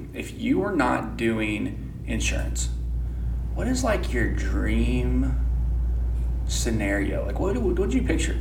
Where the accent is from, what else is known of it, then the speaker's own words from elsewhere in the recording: Pleasant Hill, United States; all of us are from here, and we're locally owned